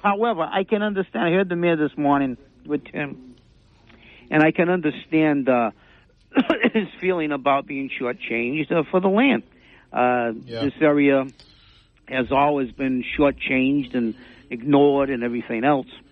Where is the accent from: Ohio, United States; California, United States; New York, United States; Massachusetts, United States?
Massachusetts, United States; New Bedford; we're all from New Bedford. We're all New Bedfordites